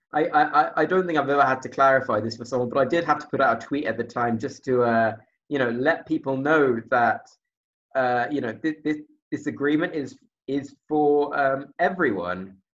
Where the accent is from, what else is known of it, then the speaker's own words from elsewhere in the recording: United Kingdom; as a Brit